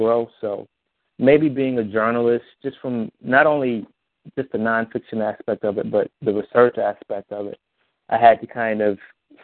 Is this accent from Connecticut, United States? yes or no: no; Montgomery, Alabama, United States; Montgomery, which is my hometown